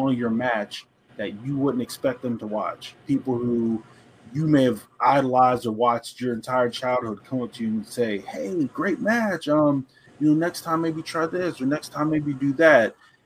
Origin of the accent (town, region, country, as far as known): Pittsburgh, Pennsylvania, United States